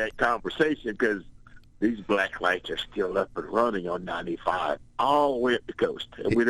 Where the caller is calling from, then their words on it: Jacksonville, Florida, United States; I'm calling from Jacksonville, Florida.